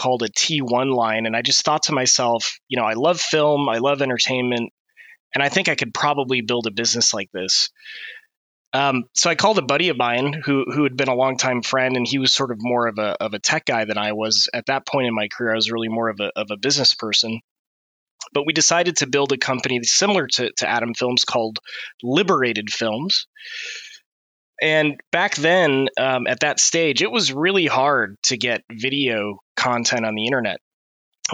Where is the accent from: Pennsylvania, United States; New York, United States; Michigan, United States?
Michigan, United States; Niles; moved away as an adult; also born or lived in Bay Area, California; I was originally born and raised in Michigan, in a small town called Niles